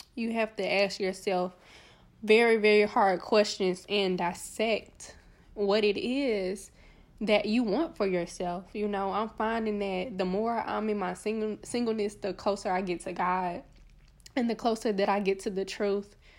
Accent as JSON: {"language": "English", "town": "Little Rock", "region": "Arkansas", "country": "United States", "said": "I'm from Little Rock, like, Arkansas, like, a small town, you know, a small town girl"}